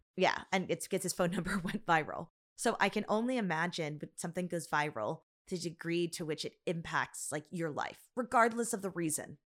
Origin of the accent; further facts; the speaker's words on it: United States; I'm Chinese American